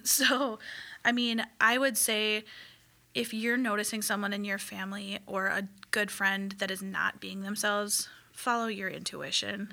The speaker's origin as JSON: {"language": "English", "region": "Midwest", "country": "United States", "tie": "born or raised there", "said": "growing up in the Midwest"}